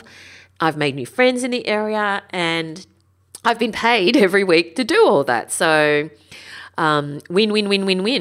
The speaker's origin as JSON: {"language": "English", "town": "Sydney", "region": "New South Wales", "country": "Australia", "tie": "born or raised there", "also_born_or_lived": "Northern Beaches, Sydney", "said": "I grew up in the Sutherland Shire."}